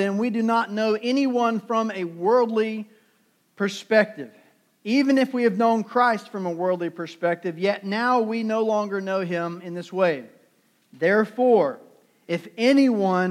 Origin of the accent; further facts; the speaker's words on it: Durham, North Carolina, United States; I'm from Durham. Durham is in the middle of our state.